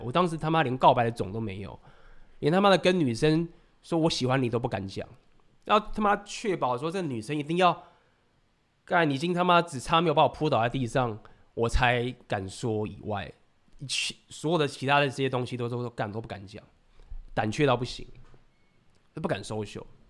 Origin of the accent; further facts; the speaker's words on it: Taiwan; 我是台湾人